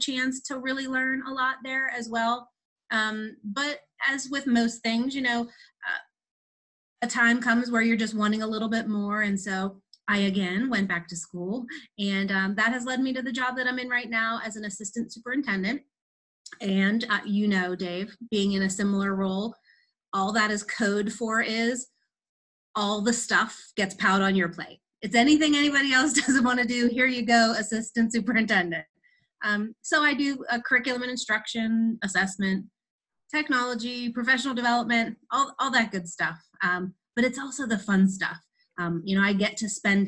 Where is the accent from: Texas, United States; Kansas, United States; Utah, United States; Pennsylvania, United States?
Pennsylvania, United States; Pittsburgh; born and raised in Pittsburgh, lived here all my life